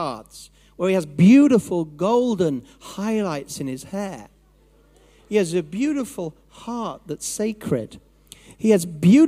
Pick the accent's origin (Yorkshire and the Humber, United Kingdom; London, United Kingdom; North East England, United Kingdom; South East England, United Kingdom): Yorkshire and the Humber, United Kingdom; I'm from Yorkshire, so I can say this about my own people